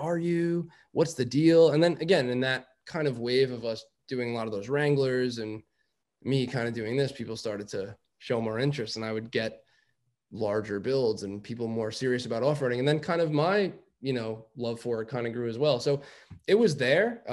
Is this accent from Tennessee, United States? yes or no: no; New York City, New York, United States; I grew up in Rockaway Beach